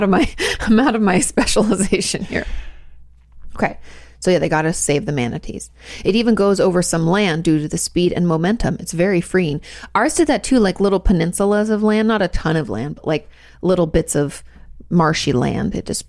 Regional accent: Orlando, Florida, United States; also born or lived in Jacksonville / Pensacola; I was born in Jacksonville, grew up in Orlando, and went to college in Pensacola.

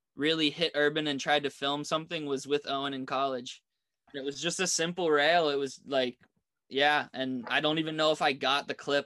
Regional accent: East Coast, United States; My resort growing up on the East Coast

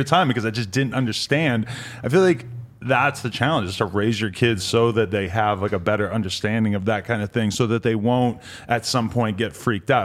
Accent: New Hampshire, United States; New Hampshire, where I'm from as well

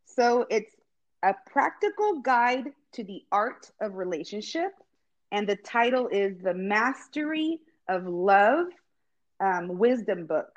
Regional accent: Visalia, California, United States; I grew up here in Visalia

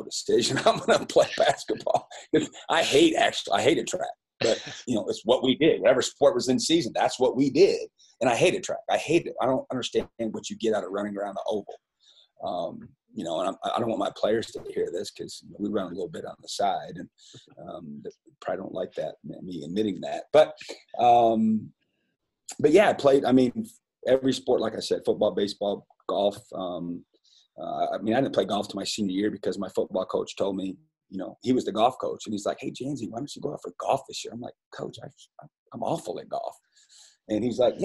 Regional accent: Fairbank, Iowa, United States; moved away as an adult; now in Las Cruces, United States; I loved growing up in Fairbank, Iowa

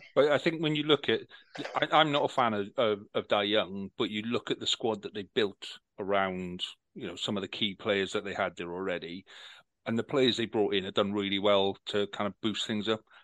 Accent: Wales, United Kingdom; We're Welsh. Yes, we're Welsh. We make beer

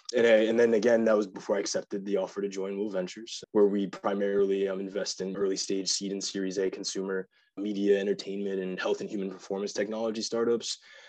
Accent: Virginia, United States; also born or lived in North Carolina; We bounced around every 2 to 4 years, but spent most of my time growing up in Virginia and North Carolina. Graduated from Chantilly High School in Northern Virginia before attending Penn

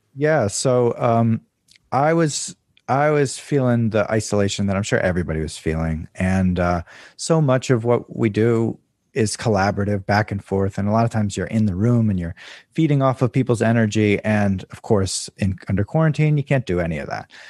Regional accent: Maryland, United States; moved away; also born or lived in Southern California / New York; I grew up in Maryland

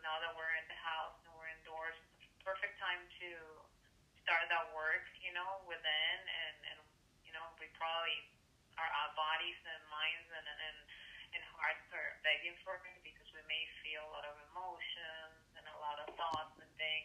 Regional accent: Venezuela; moved away; also born or lived in Chicago, United States; I was born in Venezuela. I grew up, well, my childhood I spent it there, but my growing up life I was in the U.S. and a lot of years in Chicago

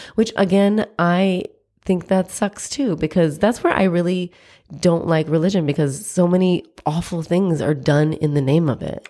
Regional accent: United States; I'm American, I was born here

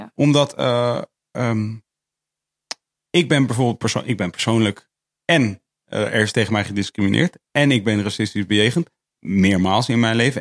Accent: Netherlands; ik ben, ik ben dus hier opgegroeid

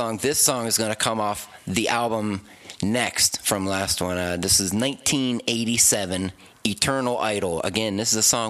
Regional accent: Rogers, Ohio, United States; I am from Rogers, Ohio.

